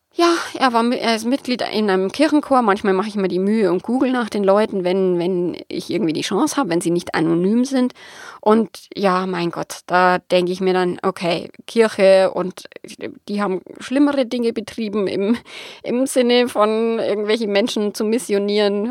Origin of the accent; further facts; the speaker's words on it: Bavaria, Germany; accent: Bavarian; bayerisch ist halt nun mal meine Mundart